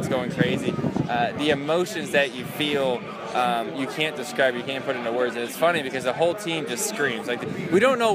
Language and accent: English; Middletown, Connecticut, United States; I'm from Middletown, so right in the middle of the state